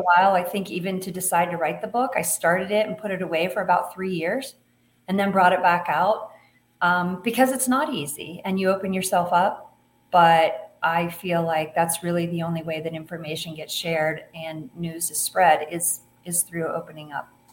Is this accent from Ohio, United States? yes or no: yes; Ohio, United States; moved away as an adult; also born or lived in Colorado; now in Montana, United States; I grew up in Ohio